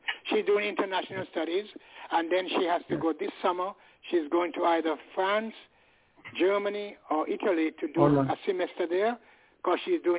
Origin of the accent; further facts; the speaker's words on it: England, United Kingdom; now in United States; As one Englishman to another.